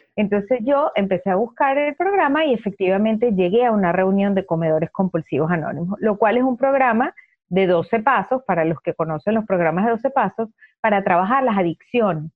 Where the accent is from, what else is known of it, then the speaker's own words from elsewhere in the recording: Venezuela; moved away as an adult; now in United States; soy venezolana, en Venezuela tuve mi propia empresa hasta que me vine a los Estados Unidos